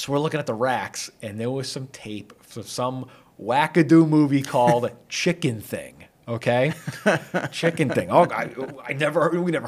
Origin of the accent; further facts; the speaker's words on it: Shrewsbury, Massachusetts, United States; I grew up here in Shrewsbury, and I grew up here going to the old school